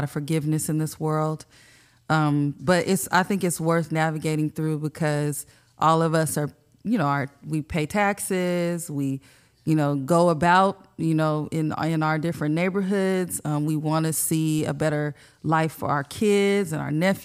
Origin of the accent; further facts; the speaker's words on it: San Diego, California, United States; also born or lived in Bonita, California; I grew up in Paradise Hills.